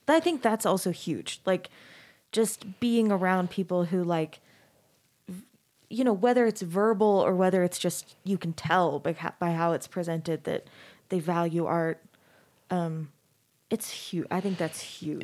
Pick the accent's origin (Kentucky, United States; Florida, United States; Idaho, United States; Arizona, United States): Arizona, United States; moved away as an adult; also born or lived in Texas; now in Salt Lake City, United States; I grew up in Arizona